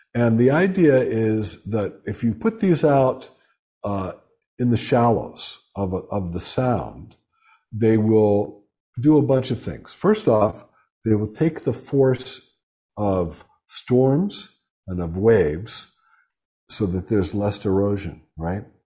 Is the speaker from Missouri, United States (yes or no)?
no; Pittsburgh, Pennsylvania, United States; moved away; I'm from Western Pennsylvania, shot and beer town, Pittsburgh